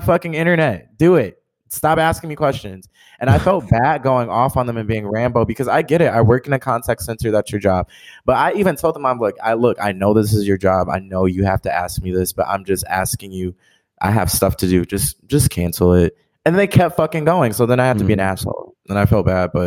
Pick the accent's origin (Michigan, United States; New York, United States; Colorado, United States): Michigan, United States; Detroit; born and raised in Detroit, Michigan, just like Darren